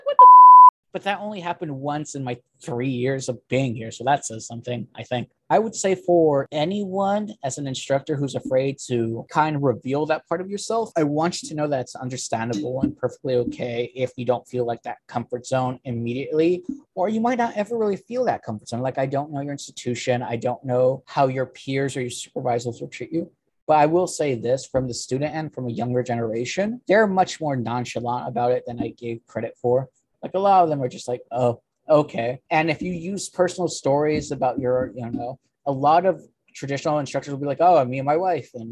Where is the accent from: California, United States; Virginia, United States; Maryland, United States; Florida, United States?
California, United States; moved away as an adult; also born or lived in Texas; now in Alabama, United States; I'm from California